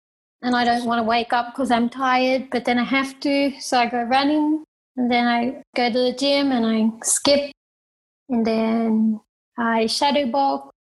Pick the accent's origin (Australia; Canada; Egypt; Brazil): Australia; now in Thailand; I live in Thailand. I'm from Australia. I grew up in a caravan traveling around Australia working shows.